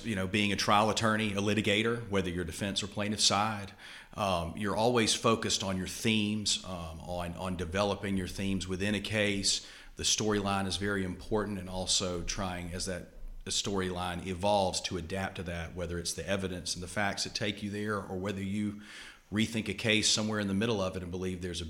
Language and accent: English; Montgomery, Alabama, United States; also born or lived in Charlottesville, Virginia / Washington, D.C. / Birmingham, Alabama; I grew up here in Montgomery on LeBron Avenue over in Old Cloverdale. I went to high school here at Montgomery Academy